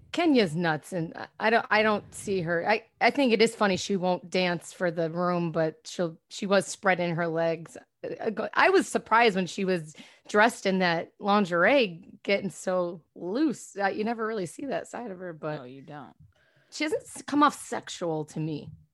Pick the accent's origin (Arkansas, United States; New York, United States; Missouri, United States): New York, United States; Rochester; moved away; I grew up in Rochester, New York, upstate